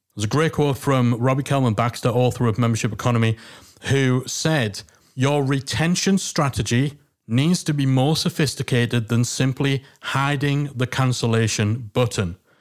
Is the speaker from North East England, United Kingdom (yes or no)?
yes; Newcastle upon Tyne, North East England, United Kingdom; accent: Geordie; the Geordie accent